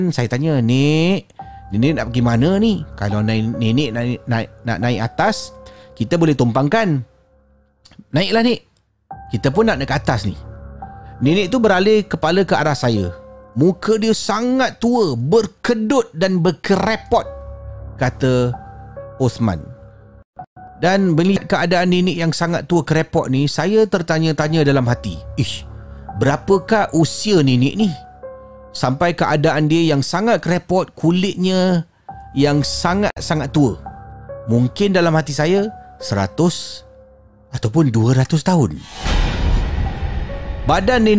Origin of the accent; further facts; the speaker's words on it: Penang, Malaysia; Saya berasal dari Pening dan saya pergi ke gunung bersama kawan saya bernama Ijat.